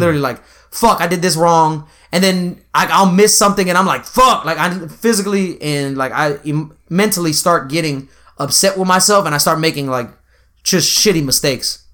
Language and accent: English; Texas, United States; we're both from Texas